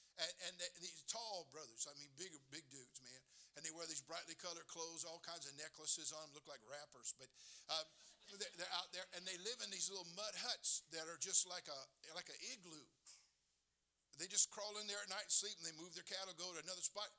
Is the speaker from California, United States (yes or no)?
yes; California, United States; I'm born and raised in California